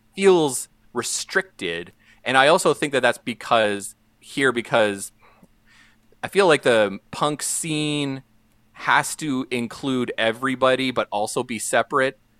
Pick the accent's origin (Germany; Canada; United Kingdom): Canada; St. Paul, Alberta; when I was growing up in Saint Paul, which is a small town in northeastern Alberta.